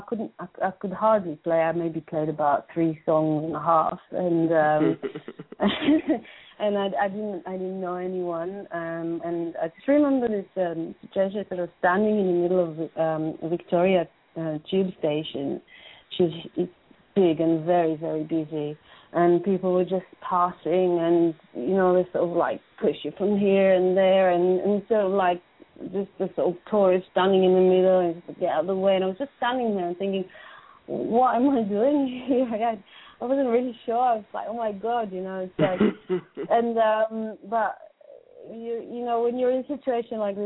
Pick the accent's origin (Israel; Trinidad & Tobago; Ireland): Israel; moved away as an adult; now in London, United Kingdom; I was brought up in Israel, born and brought up in Israel.